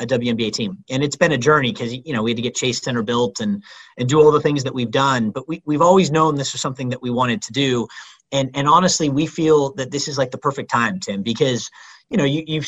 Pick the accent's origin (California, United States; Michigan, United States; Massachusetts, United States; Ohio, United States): California, United States; the Bay Area; I grew up in the Bay, you know, going to Warriors games